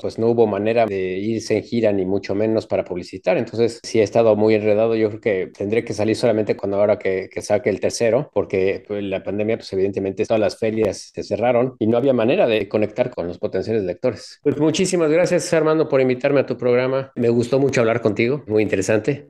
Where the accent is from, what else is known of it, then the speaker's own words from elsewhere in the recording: Mexico City, Mexico; now in Texas, United States; sí soy chilango y sí vivo en Texas